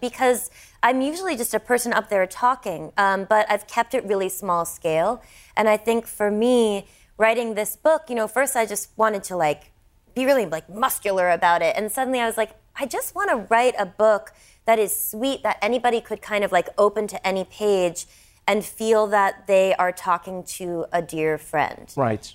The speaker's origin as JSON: {"language": "English", "country": "United States", "said": "me as an American"}